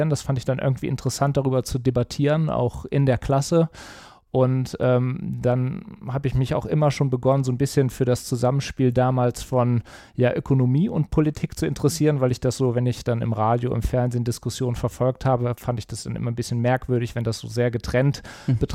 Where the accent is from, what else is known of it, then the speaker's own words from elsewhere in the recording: Cologne, North Rhine-Westphalia, Germany; now in Düsseldorf, Germany; weil meine familiären Wurzeln liegen in München-Gladbach. Meine Heimat würde ich mittlerweile als Köln bezeichnen, weil das einfach prägende Jahre waren, bis auf den Fußball. Da bleibe ich Mönchengladbach treu. Und jetzt seit einiger Zeit oder schon seit vielen Jahren arbeite ich ja in Düsseldorf und mittlerweile wohne ich auch hier.